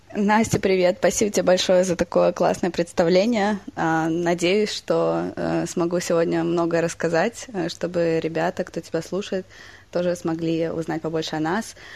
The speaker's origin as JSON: {"language": "Russian", "region": "Moscow", "country": "Russia", "tie": "born or raised there", "also_born_or_lived": "United States / Germany / England", "moved": "yes", "said": "сама родилась в Москве, э, в России"}